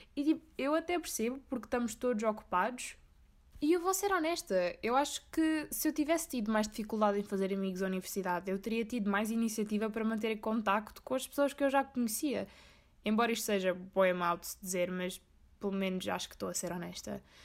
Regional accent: Corvo, Azores, Portugal; moved away; also born or lived in Faial

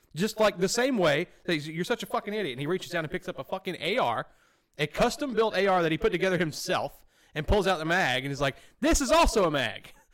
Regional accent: Alabama, United States; literally where I came from. I'm from Pintuoque, Alabama.

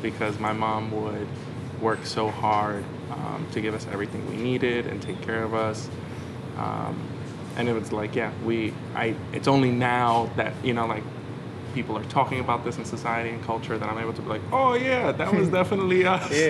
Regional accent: New York City, New York, United States; I actually grew up in this neighborhood, Stapleton, uh, maybe like five minutes away. Um, and yeah, grew up here in Staten Island, Stapleton, went to school down the block, and, uh, went to Curtis High School.

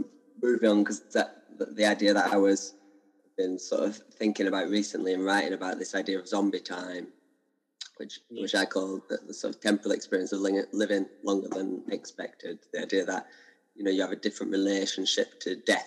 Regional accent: Burnley, North West England, United Kingdom; moved away as an adult; also born or lived in Devon; now in London, United Kingdom; I grew up in Burnley, which is a little town in Lancashire, about an hour north of Manchester.

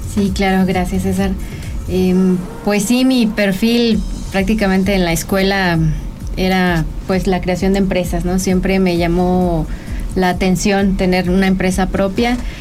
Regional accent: San Luis Potosí, Mexico; San Luis Potosí, que es donde, de donde yo soy originaria

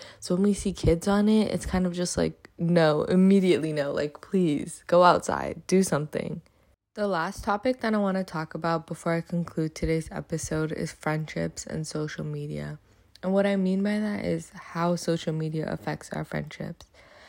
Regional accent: Afghanistan; I've posted about the things going on in my home country of Afghanistan

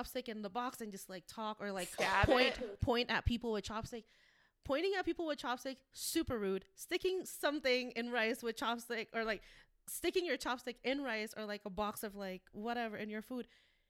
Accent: Indonesia; now in United States; when I was growing up in Indonesia

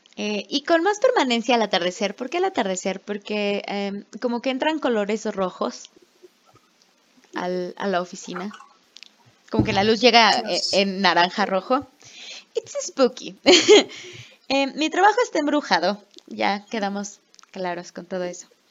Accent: Mexico; soy de México.

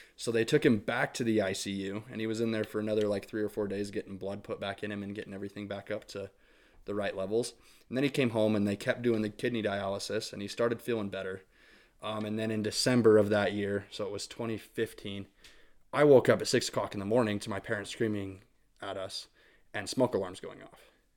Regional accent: St. Anthony, Idaho, United States; I grew up in Saint Anthony, Idaho

